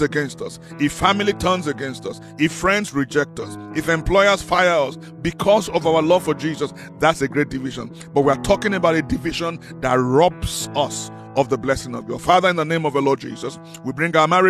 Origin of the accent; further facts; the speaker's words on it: Nigeria; now in South Africa; I come from Nigeria originally.